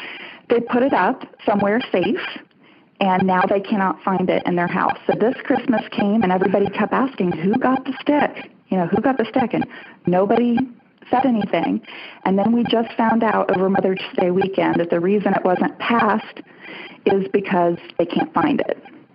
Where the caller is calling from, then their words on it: Birmingham, Alabama, United States; I'm calling from Birmingham.